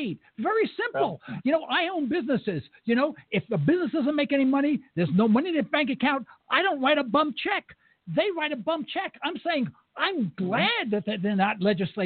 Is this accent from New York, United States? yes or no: yes; New York City, New York, United States; I'm from East Harlem, New York. I understand New Yorkers